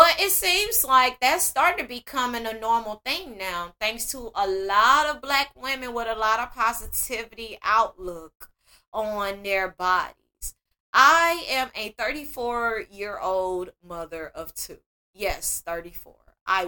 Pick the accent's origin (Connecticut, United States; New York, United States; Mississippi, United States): Mississippi, United States; And I'm 34 and I'm from Mississippi.